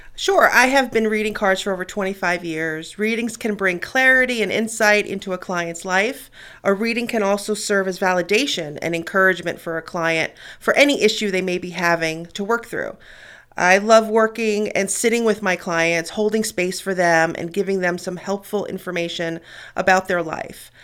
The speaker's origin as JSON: {"language": "English", "town": "New York City", "region": "New York", "country": "United States", "tie": "born or raised there", "moved": "yes", "said": "Growing up in New York City, I was exposed to a lot"}